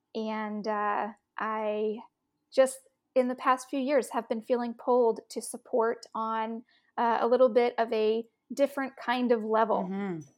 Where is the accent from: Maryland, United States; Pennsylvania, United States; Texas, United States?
Texas, United States; Austin; I grew up in Austin, Texas